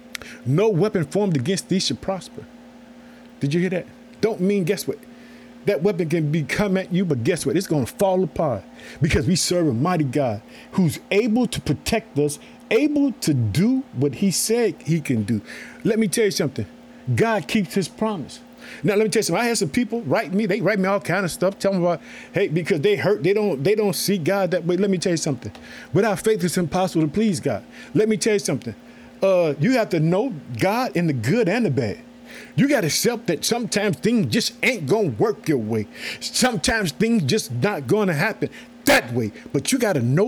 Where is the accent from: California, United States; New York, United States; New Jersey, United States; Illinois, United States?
Illinois, United States; also born or lived in Chicago; the state of Illinois, which is my home state. I thank the city of Chicago where I live